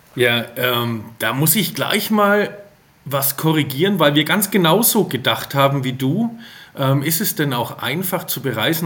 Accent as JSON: {"language": "German", "area": "Franconia", "region": "Bavaria", "country": "Germany", "said": "ich bin äh, aus Franken."}